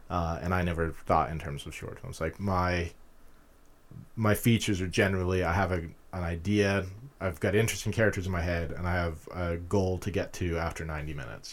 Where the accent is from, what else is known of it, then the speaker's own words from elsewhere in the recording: Utah, United States; moved away as an adult; also born or lived in California / London; now in Pittsburgh, United States; I grew up in Utah